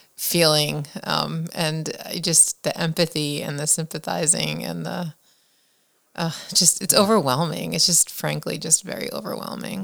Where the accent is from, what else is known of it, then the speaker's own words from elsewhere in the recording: Manalapan, New Jersey, United States; I grew up in was Manalapan